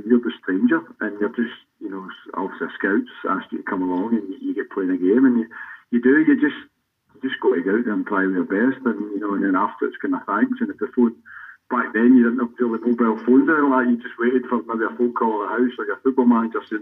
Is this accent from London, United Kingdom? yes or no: no; Erskine, Scotland, United Kingdom; that's where I grew up in Erskine